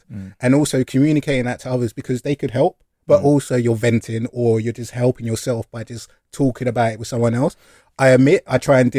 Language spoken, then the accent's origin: English; London, United Kingdom; moved away as an adult; now in Bristol, United Kingdom; We are from London